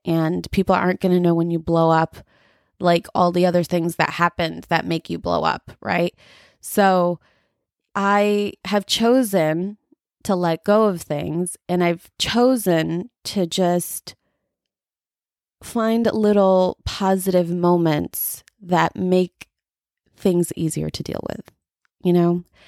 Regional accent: United States; I'm a first generation, um, like, Indian American here

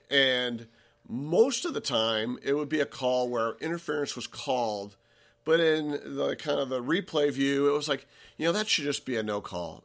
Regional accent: Cleveland, Ohio, United States; we're from Cleveland

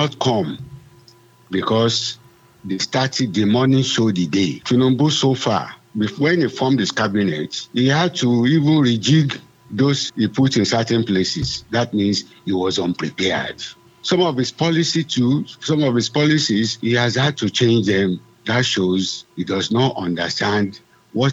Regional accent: Nigeria; I'm a Nigerian, I'm an affectionate citizen

